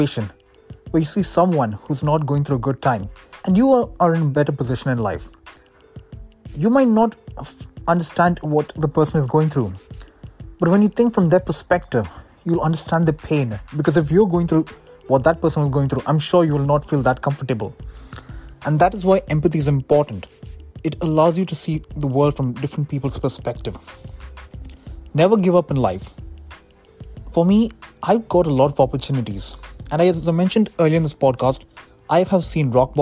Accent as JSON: {"language": "English", "region": "Dubai", "country": "United Arab Emirates", "tie": "born or raised there", "moved": "as an adult", "lives_now": "United States", "said": "I was born on November 12, 1998 in Dubai. And that's where I lived my entire life before moving to the United States for my studies."}